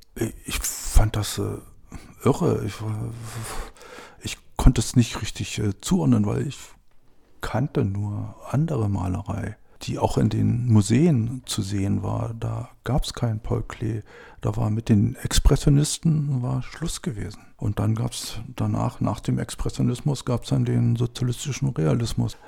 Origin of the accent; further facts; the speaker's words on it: Hoyerswerda, Saxony, Germany; now in Brandenburg, Germany; Ich bin in Hoyerswerda aufgewachsen